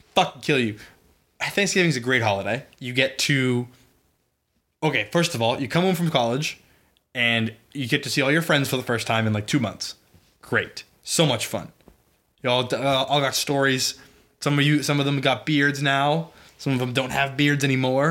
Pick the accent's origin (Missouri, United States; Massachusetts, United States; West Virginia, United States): Massachusetts, United States; Boston; I grew up in Boston